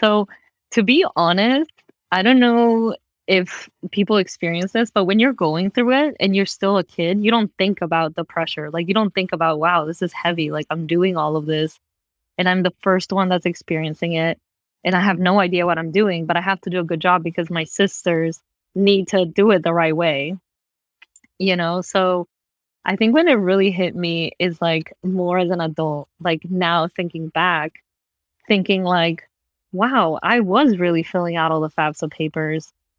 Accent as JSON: {"language": "English", "town": "Valencia", "region": "California", "country": "United States", "tie": "born or raised there", "said": "I grew up in Valencia. I don't know if you know that town, but it's where Magic Mountain is."}